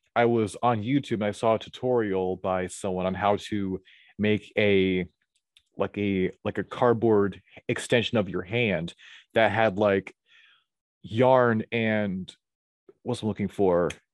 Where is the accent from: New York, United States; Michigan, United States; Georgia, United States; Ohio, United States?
Georgia, United States; Atlanta; I was born at a very young age in, in Atlanta, Geo, in Atlanta, Georgia. I've lived here all of my life